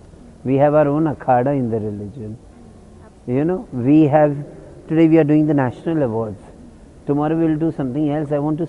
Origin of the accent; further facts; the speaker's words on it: India; I, as an Indian, I would ever be a respected Indian of as a transgender woman.